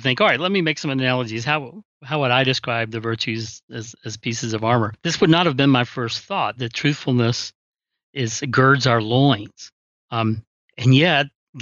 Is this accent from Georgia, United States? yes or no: yes; South Georgia coast, United States; I'm from the South Georgia coast, where we have these huge oak trees